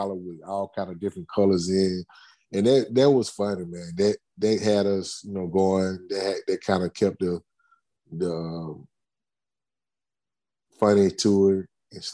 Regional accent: Spartanburg, South Carolina, United States; training camp in my hometown

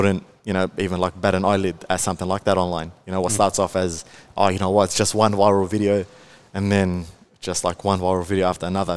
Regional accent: Melbourne, Victoria, Australia; I am from Melbourne. There is a very big misconception that I'm from Sydney. However, I'm not. I'm from Melbourne, the north side of Melbourne.

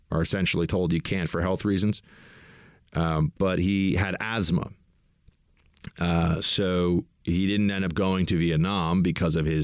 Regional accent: Delaware, United States; I say y'all when I want to seem folksy, even though I'm from Delaware.

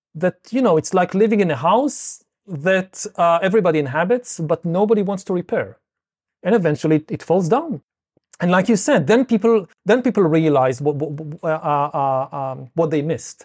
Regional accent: Israel; I come from Israel

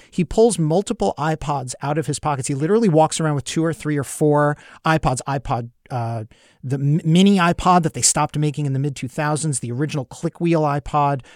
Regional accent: New York City, New York, United States; I grew up in Brooklyn in the seventies

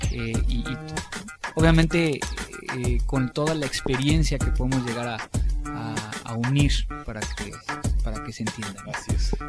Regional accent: Mexico

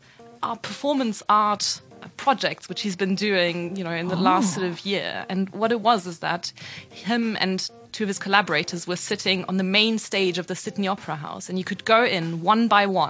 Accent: Germany; English is a second language; moved away; I'm from Germany

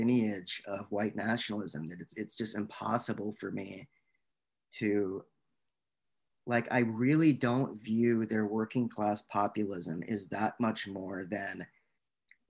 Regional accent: Little Rock, Arkansas, United States; I grew up in Little Rock, Arkansas.

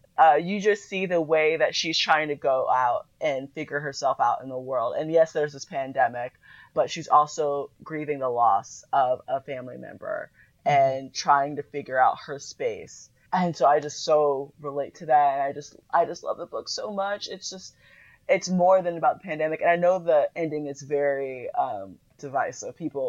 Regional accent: Florida, United States; I'm from Florida.

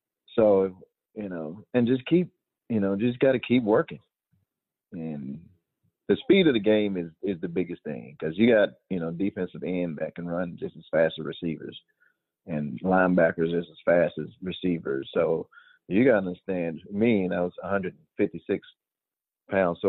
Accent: Georgia, United States; moved away; I was a Georgia boy. I was born in Georgia.

